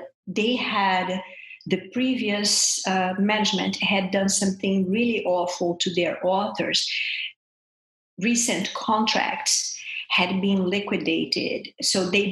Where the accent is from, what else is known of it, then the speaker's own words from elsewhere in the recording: Brazil; moved away as an adult; now in United States; I'm from Brazil